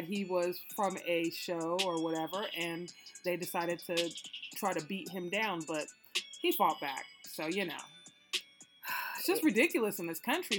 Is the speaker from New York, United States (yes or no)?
no; Illinois, United States; I'm from Illinois, so I kind of know how it works